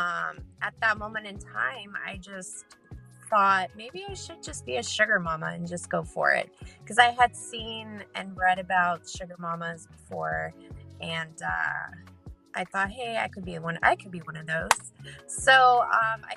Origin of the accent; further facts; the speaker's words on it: California, United States; I'm from California